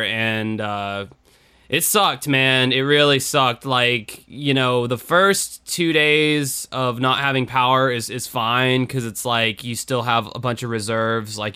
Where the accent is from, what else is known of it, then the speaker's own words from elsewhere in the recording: Jacksonville, Florida, United States; my hometown of Jacksonville, Florida